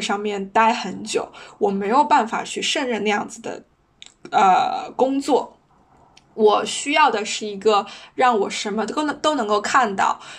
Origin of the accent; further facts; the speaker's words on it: China; moved away as an adult; 我是一个黑头发、黄皮肤、黑眼睛的中国女生，我的英语不是那么的流利，因为它不是我的母语